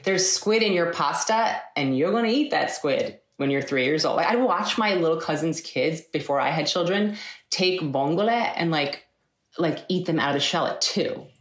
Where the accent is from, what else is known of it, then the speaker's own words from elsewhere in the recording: Eastchester, New York, United States; I grew up in, in New York, in Westchester, New York. Um, lived there my whole entire life from when I was five until uh, I left to go to school.